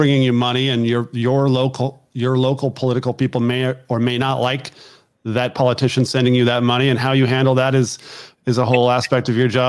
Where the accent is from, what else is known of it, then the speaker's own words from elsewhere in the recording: California, United States; moved away as an adult; now in Maryland, United States; I moved to Maryland in 2000 from California, and my whole life I'd never heard what a bull roast was.